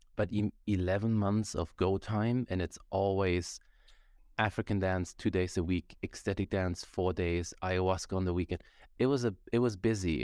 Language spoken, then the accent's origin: English; Germany; now in Canada; I grew up in Germany